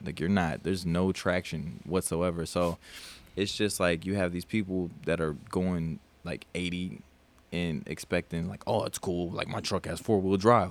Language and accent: English; South Dakota, United States; now in Texas, United States; I'm from South Dakota